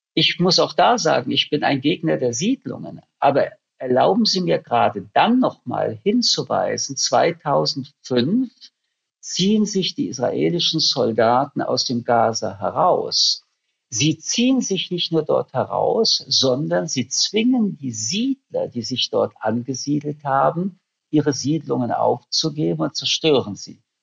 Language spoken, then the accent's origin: German; Germany; für mich als Deutscher